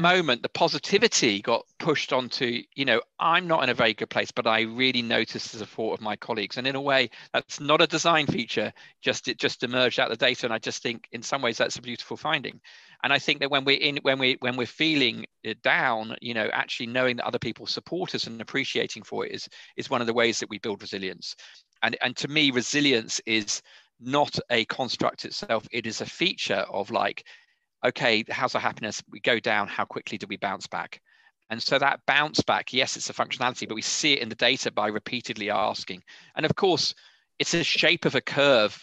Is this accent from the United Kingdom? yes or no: yes; United Kingdom; being British